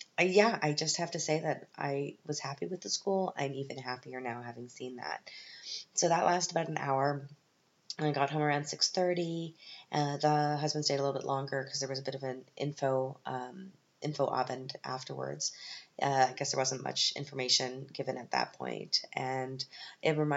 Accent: Canada; moved away as an adult; now in Germany; I'm from Canada.

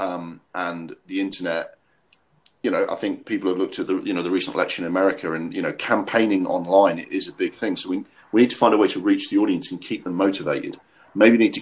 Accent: Durham, North East England, United Kingdom; moved away; also born or lived in Walthamstow, London; when I was growing up in Durham for 2 or 3 years

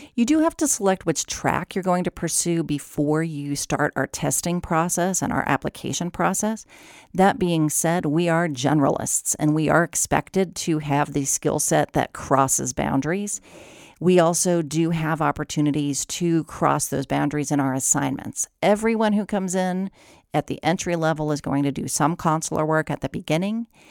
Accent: Ohio, United States; moved away; I'm from Ohio.

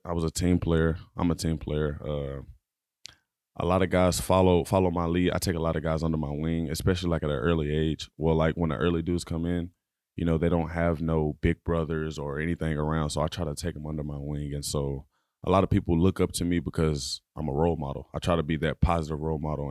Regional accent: Dallas, Texas, United States; moved away; I'm from Dallas, Texas, uh, born and raised.

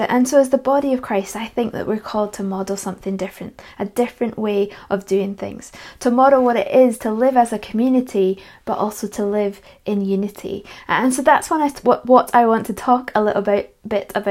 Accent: Edinburgh, Scotland, United Kingdom; also born or lived in Perthshire; When I was 12 years old, we had to move house because of my dad's job, and so we moved from Edinburgh to Perthshire

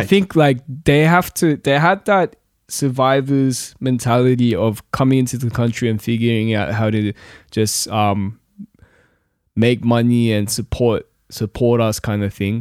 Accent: Lidcombe, New South Wales, Australia; also born or lived in Korea; I'm from Lidcombe. I grew up in Lidcombe, basically.

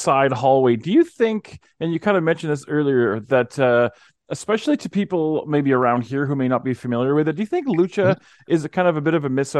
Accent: Calgary, Alberta, Canada; I'm from Calgary

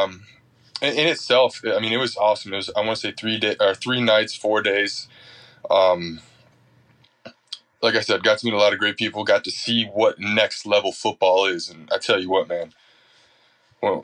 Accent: Mountain Lake, Minnesota, United States; I'm from Mountain Lake as well

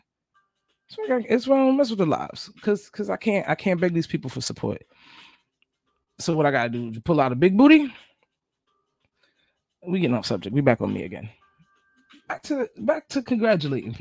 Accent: New York, United States; also born or lived in New Jersey / Atlanta; now in Florida, United States; I live in Florida. I'm from New York, and I lived in New Jersey. Did a little stint in Atlanta

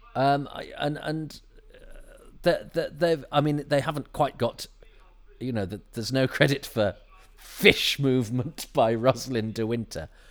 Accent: United Kingdom; being British

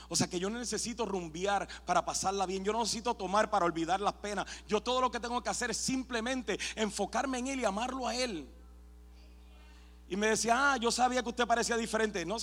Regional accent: Puerto Rico; soy puertorriqueño

